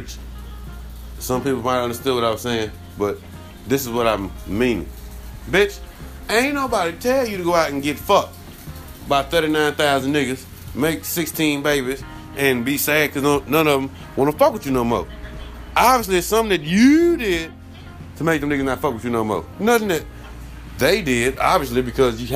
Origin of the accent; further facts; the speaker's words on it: Dallas, Texas, United States; now in Delaware, United States; I'm from Dallas. I live in Delaware